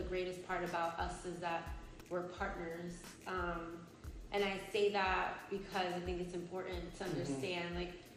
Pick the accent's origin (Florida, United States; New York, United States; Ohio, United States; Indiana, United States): New York, United States; New York City; now in North Carolina, United States; We grew up in New York City